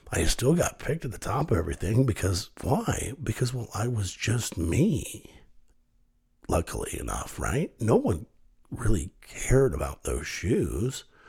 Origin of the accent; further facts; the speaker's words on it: Kenton, United States; I grew up in a little town called Kenton, little farming community, 8,000 people, great place to grow up.